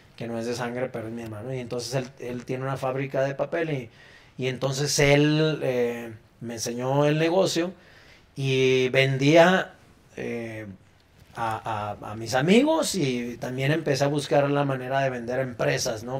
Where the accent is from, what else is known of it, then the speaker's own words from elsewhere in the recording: Mexico; como ciudadanos y como mexicanos